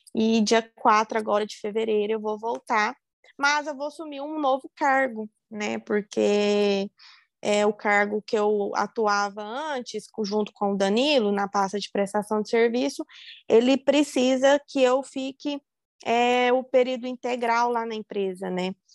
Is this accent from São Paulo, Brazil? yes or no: no; Uberlândia, Minas Gerais, Brazil; Eu estava morando em Uberlândia, né? Na, na onde, onde eu sou nascida, onde eu fui criada e onde eu fiz a faculdade.